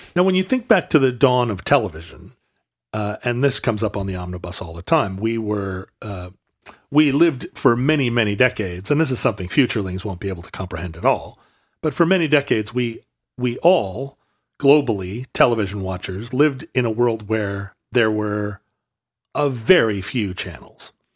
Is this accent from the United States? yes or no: yes; Alaska, United States; Growing up in Alaska